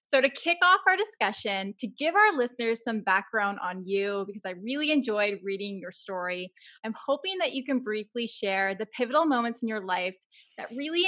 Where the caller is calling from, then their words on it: Toronto, Ontario, Canada; So I am calling you from Toronto, Canada